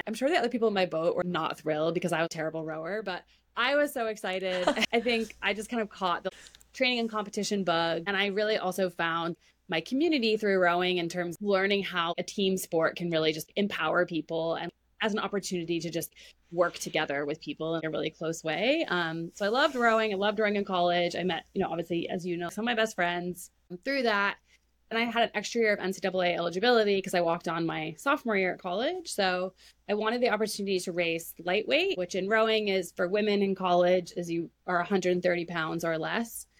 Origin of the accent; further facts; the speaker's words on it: Maine, United States; I grew up in Maine